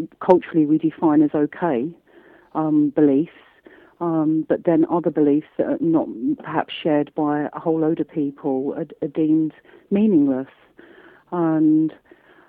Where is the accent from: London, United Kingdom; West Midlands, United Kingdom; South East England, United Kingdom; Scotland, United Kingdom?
London, United Kingdom; I say that as a Londoner